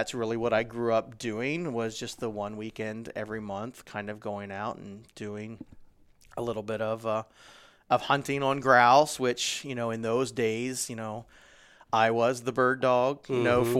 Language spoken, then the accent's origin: English; Springfield, Ohio, United States; So, you know, actually I'm from Springfield, Ohio, pretty much smack dab in the middle of the state.